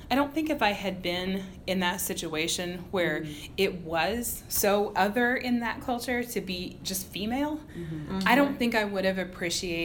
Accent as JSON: {"language": "English", "region": "Southern Illinois", "country": "United States", "tie": "born or raised there", "also_born_or_lived": "Mississippi", "moved": "as an adult", "lives_now": "Virginia, United States", "said": "I was very sheltered as a small town Midwestern girl"}